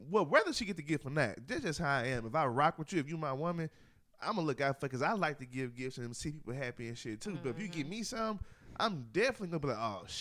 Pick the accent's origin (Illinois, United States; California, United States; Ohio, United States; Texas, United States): Illinois, United States; Chicago; I'm from Chicago.